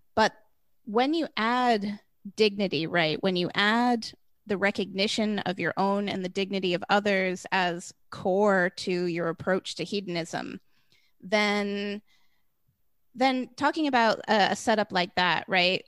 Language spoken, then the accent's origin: English; United States; I grew up in the United States